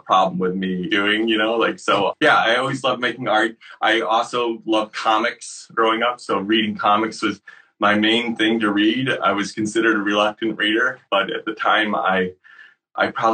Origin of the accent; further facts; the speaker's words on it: Syracuse, New York, United States; I grew up in Syracuse, New York, and I had a group of friends there